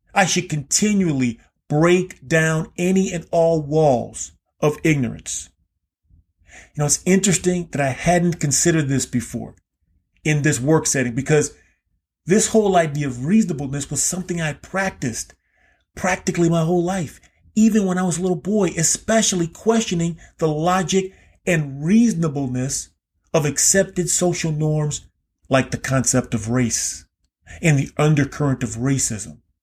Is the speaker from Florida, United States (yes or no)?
yes; Key West, Florida, United States; Growing up in Key West, Florida, I lived right kind of on the border of the remnants of formal segregation